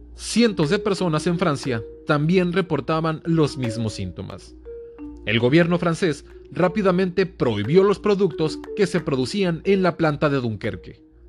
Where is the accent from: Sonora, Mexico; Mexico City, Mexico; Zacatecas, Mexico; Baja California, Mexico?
Baja California, Mexico; Mexicali; soy de Mexicali, entonces, aquí Mexicali es frontera con Calexico, California